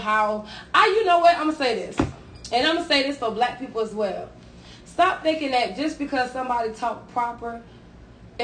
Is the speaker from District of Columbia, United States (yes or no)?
no; New York, United States; I'm from New York